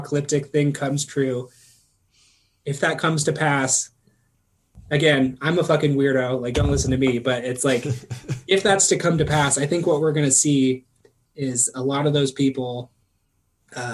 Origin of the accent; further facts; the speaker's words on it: United States; I'm an American